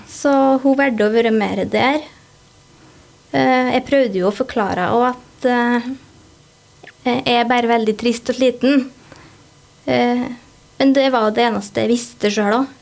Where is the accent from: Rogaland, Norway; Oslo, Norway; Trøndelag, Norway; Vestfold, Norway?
Trøndelag, Norway; Ålen; also born or lived in Haltdalen; jeg kommer opprinnelig fra Haltdalen. Og så flytta vi til Ålen når jeg gikk sånn i tredje klasse. Og der har jeg egentlig bare bodd.